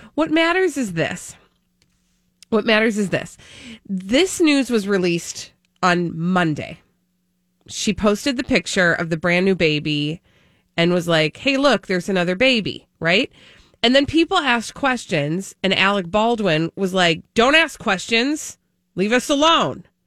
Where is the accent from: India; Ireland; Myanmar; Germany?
Ireland; being an Irish person